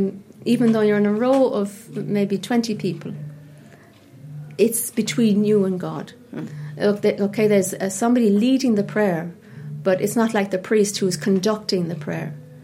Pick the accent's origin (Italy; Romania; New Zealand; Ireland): Ireland; Cork, Munster; also born or lived in London; I moved to Somerstown when I was 5, and I'm Cork born and bred. I was born in the Bonds, and you know, I'm from Cork, and I used to go to Mass on Sundays